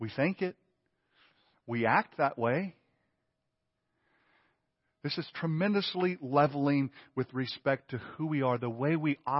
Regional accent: Mississippi, United States; now in Lake Oconee, United States; I came from the Mississippi Delta to Lake Oconee, Mississippi, or uh, Georgia, okay? The Mississippi Delta.

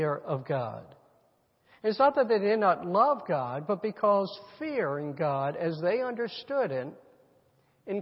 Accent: United States; we're Americans

